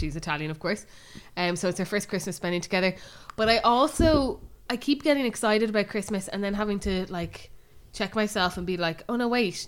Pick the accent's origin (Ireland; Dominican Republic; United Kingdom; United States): Ireland; Bray, Leinster; we're obviously from Bray, but we still have a lot of friends around Bray